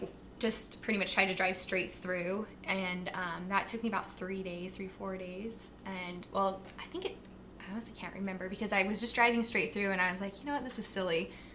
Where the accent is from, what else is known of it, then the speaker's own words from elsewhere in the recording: Pocatello, Idaho, United States; now in Chesapeake, United States; I am originally from Pocatello, Idaho. Idaho. Idaho, yep. Born and raised.